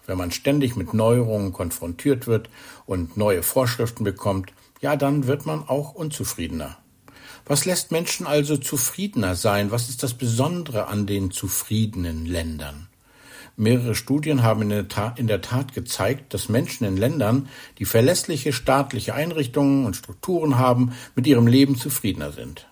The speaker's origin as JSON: {"language": "German", "country": "Germany", "said": "bei uns in Deutschland"}